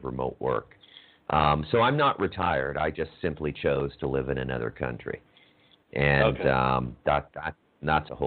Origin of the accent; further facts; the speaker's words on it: Ottawa, Ontario, Canada; moved away as an adult; also born or lived in Toronto / Vancouver / Taiwan; now in Costa Rica; I was born in Ottawa, and when I was 19, I moved to Toronto